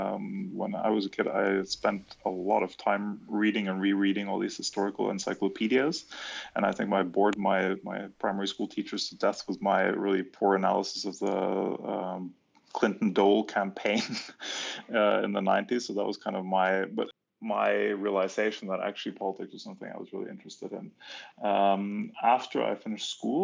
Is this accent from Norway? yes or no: yes; Norway; moved away as an adult; also born or lived in Germany / Brussels, Belgium; I was finally sort of hijacked back to my home country, Norway